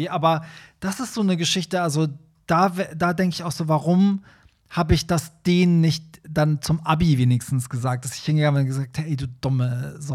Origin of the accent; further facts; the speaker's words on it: Iran; German is a second language; now in Germany; wo kommst du nochmal her? Und ich so, Iran, und so, ja, da, die Ecke ist ja alles dasselbe.